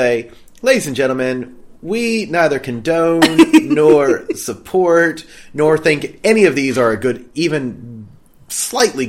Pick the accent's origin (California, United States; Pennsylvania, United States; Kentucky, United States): Kentucky, United States; I'm from Kentucky